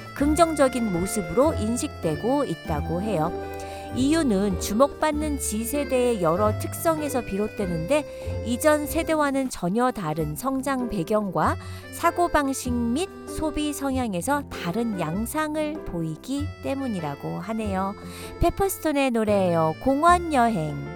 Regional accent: South Korea; moved away as an adult; now in Washington, United States; 한국에서 학교 다니던 때를 생각해보면 매점에서 사온 과자를 친구들하고 나눠 먹던 기억이 나는데요

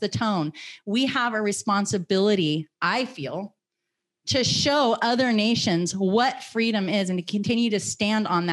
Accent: United States; I am an American citizen. I am a free American woman

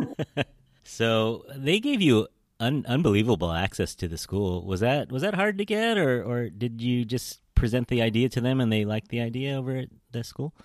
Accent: San Francisco, California, United States; as a San Franciscan, I, I love these moments, you know, the R and G lounge, the Pollyanna ice cream shop, you know, we grew up in the Outer Sunset

